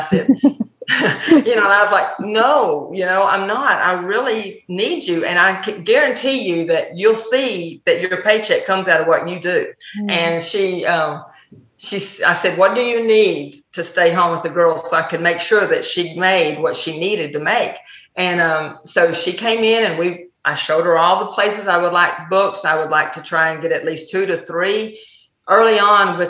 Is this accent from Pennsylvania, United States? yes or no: no; Texas, United States; accent: Texan; I'm very Texan.